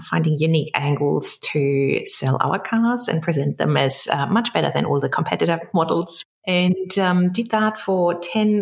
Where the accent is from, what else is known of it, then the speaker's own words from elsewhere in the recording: Germany; English is a second language; moved away as an adult; also born or lived in London; now in Sydney, Australia; You might be able to pick up my accent. So I'm originally from Germany, grew up there, met an Aussie in London